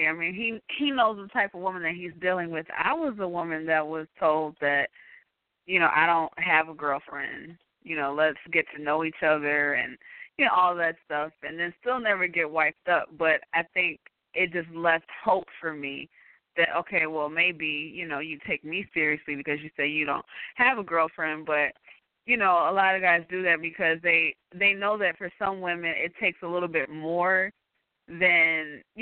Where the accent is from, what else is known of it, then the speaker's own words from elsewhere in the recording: Chicago, Illinois, United States; I'm from Chicago, out, yes.